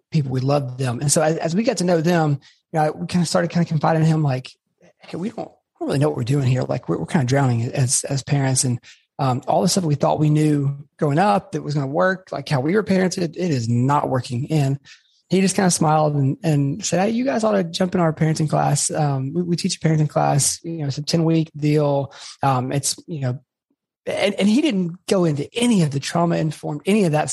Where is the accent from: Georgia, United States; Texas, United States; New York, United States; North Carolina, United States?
Georgia, United States; Atlanta; moved away as an adult; also born or lived in Auburn, Alabama / Birmingham, Alabama; I'm originally from Atlanta, Georgia